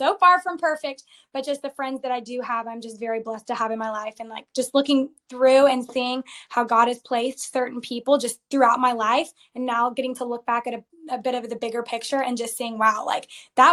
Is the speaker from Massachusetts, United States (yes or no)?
no; Georgia, United States; also born or lived in Arizona; I grew up in Georgia